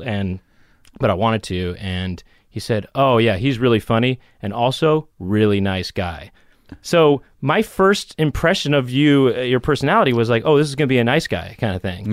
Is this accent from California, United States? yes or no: yes; Los Angeles, California, United States; I grew up in Los Angeles